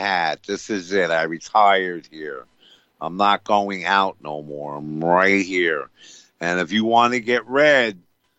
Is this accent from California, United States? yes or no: no; Greene County, New York, United States; moved away as an adult; a couple of very good causes in my hometown? I think that would be great. Greene County, New York.